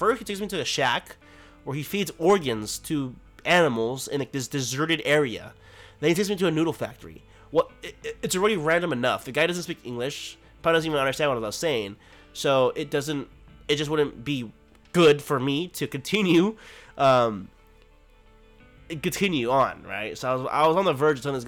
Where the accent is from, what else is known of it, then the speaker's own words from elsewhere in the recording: United States; I'm an American. I'm an American